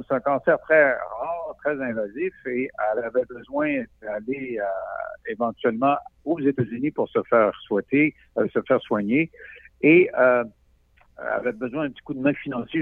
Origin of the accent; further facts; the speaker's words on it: Roberval, Quebec, Canada; moved away; je viens de Roberval, ou' lac Saint-Jean